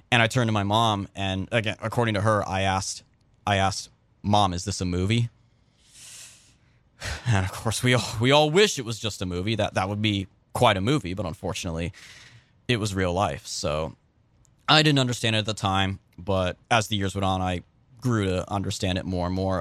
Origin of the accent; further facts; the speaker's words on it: California, United States; I grew up in California